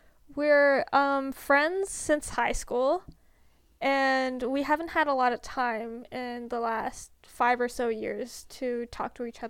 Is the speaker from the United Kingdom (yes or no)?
no; Canada; We are Canadian and we're also Asian. Both of us are Asian.